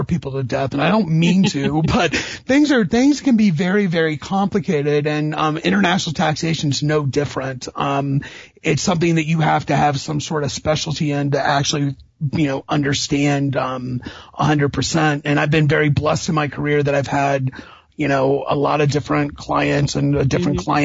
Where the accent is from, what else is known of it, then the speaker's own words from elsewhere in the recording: Indiana, United States; I was born in Indiana